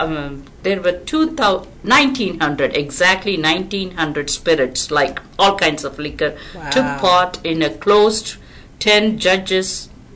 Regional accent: Texas, United States; I didn't know I'm such a big Texan.

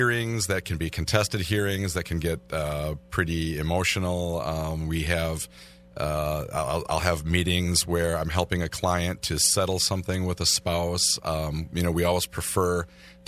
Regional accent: Milwaukee, Wisconsin, United States; Born and raised in the Milwaukee, greater Milwaukee area

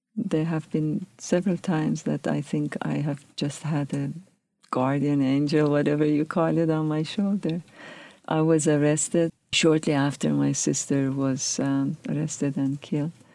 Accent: Tehran, Tehran Province, Iran; moved away as an adult; also born or lived in California; now in United States; I grew up in Tehran, which is a bustling city, very dynamic.

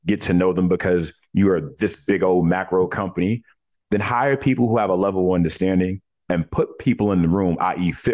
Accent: New York City, New York, United States; when I was born in Coney Island, Brooklyn

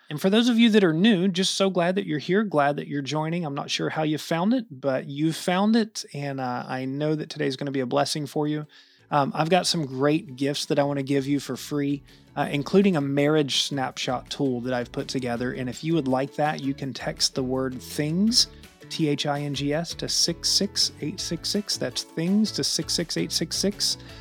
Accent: West Virginia, United States; I grew up in West Virginia

